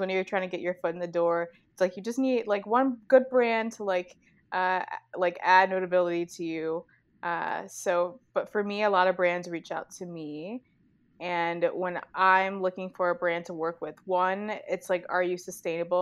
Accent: Chicago, Illinois, United States; born or raised there

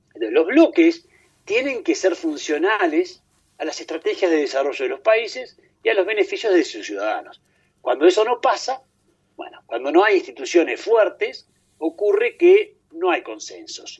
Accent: Uruguay

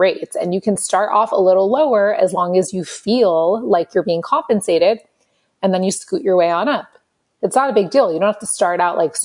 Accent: Los Angeles, California, United States; I grew up in Los Angeles

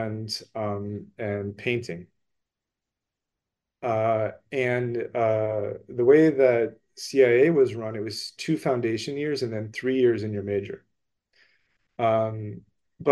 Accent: Cleveland, Ohio, United States; I was born and raised in Cleveland.

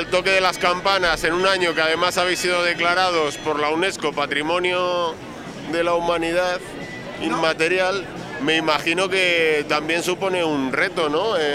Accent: England, United Kingdom; Spanish is a second language; soy inglés, no hablo muy bien español.

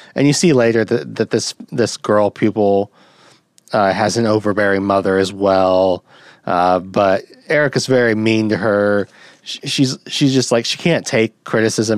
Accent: United States; as an American

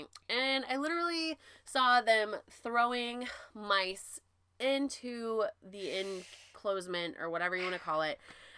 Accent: Pacific Northwest, United States; I'm from the Pacific Northwest.

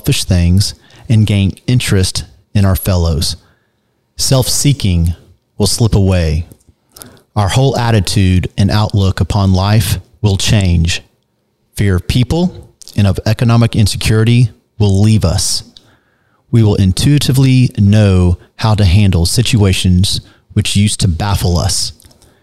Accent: Dallas, Texas, United States; moved away as an adult; also born or lived in California; I was born here in Dallas, Texas, born and raised

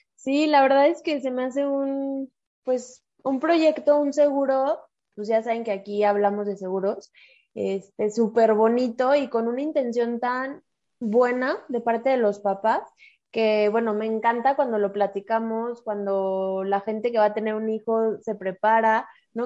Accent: Mexico; Somos mujeres mexicanas

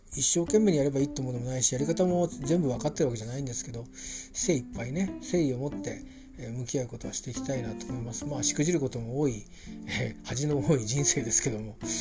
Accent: Kanto, Japan; 小さい頃から関東圏にいたもんですから

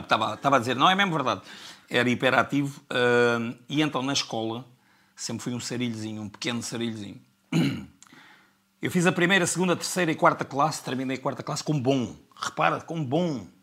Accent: Faro, Algarve, Portugal; also born or lived in Serra da Estrela; nasci em Faro

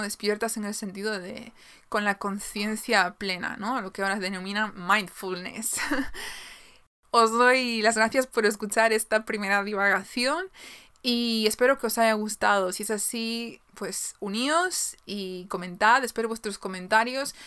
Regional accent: Galicia, Spain; soy de Galicia, en España

